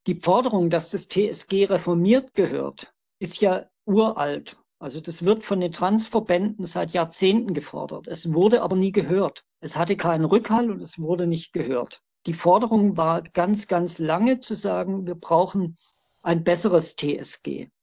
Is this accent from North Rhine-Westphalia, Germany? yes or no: no; Stuttgart, Baden-Württemberg, Germany; Ich bin 1959 in Stuttgart geboren.